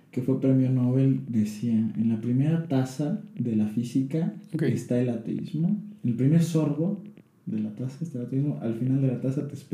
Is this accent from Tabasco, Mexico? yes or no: yes; Tabasco, Mexico; born there; now in Tlaxcala, Mexico; Nací en Tabasco, vivo en Tlaxcala desde hace nueve años. Me ha acogido Tlaxcala.